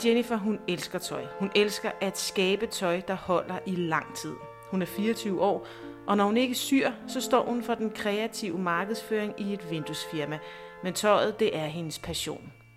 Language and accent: Danish; Næstved, Zealand, Denmark; moved away as an adult; also born or lived in Copenhagen; er født og opvokset i Næstved